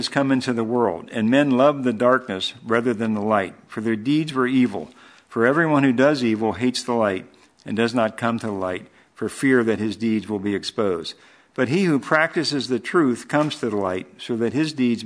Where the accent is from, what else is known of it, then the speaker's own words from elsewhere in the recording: Hartwell, Georgia, United States; growing up in Hartwell